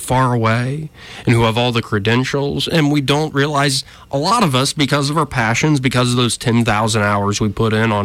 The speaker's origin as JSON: {"language": "English", "region": "Alabama", "country": "United States", "tie": "born or raised there", "said": "I grew up in Alabama, so I was taught gun safety"}